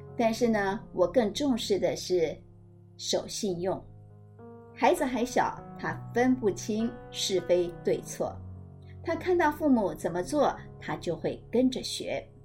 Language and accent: Chinese; Taiwan; 都会让我觉得身为台湾人真的是挺让人觉得骄傲的